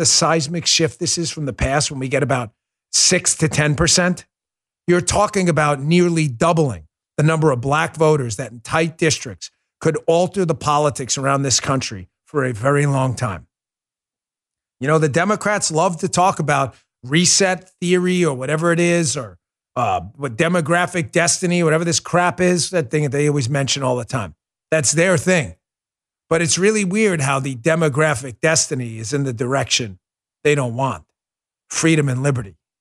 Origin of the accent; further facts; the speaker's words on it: United States; I'm from the United States, not the U K or Australia